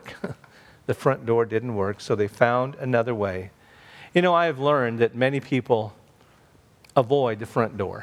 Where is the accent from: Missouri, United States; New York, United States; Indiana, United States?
Indiana, United States; Clinton; when I was 12 years old, back in my hometown of Clinton, Indiana